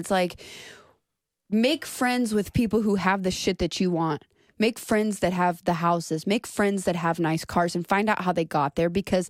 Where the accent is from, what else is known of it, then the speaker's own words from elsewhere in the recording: Duncanville, Texas, United States; I grew up in Duncanville.